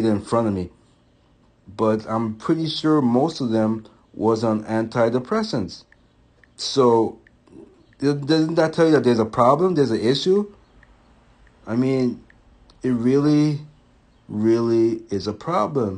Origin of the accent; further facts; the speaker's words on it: U.S. Virgin Islands; moved away; when I was growing up, I'm from St. Thomas, and so certain words we don't pronounce correctly